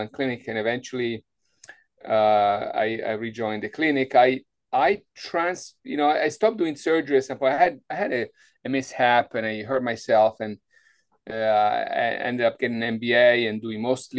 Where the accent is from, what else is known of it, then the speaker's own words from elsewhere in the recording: Italy; moved away as an adult; also born or lived in Wisconsin / Rhode Island / Florida; I was born in Italy, in a small town on the coast, and I grew up doing some sailing